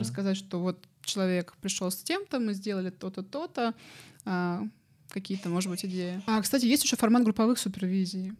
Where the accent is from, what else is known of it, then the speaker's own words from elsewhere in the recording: Moscow, Russia; я сама из Москвы